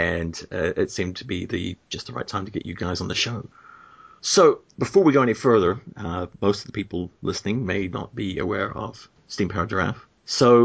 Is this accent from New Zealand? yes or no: yes; New Zealand; normally I hail from New Zealand, but I'm actually in Florida